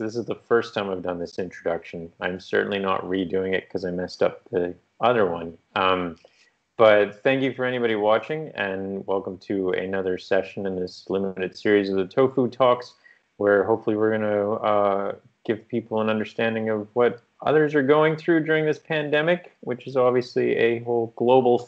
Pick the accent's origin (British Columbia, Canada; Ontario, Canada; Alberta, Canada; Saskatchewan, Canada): Alberta, Canada; Fort McMurray; moved away; I was actually born in Alberta